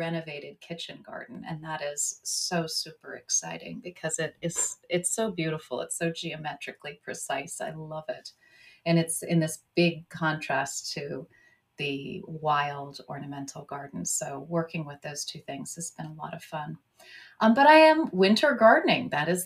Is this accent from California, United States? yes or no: yes; California, United States; moved away as an adult; also born or lived in United Kingdom / Mid-Atlantic United States; we grew up in the mountains of California, so a lot of snow, but a lot of evergreens